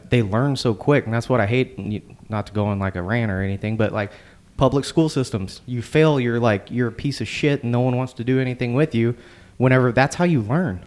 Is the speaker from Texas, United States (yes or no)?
yes; Houston, Texas, United States; also born or lived in Beaumont, Texas; I was born in Beaumont, grew up in Houston